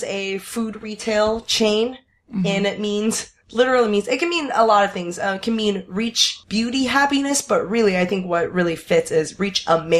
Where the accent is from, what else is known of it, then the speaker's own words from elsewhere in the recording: Taiwan; moved away; Growing up in Taiwan